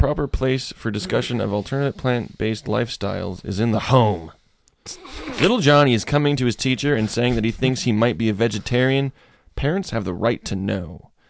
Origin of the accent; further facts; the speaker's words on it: Florida, United States; I'm from Florida. I don't know how being gay works.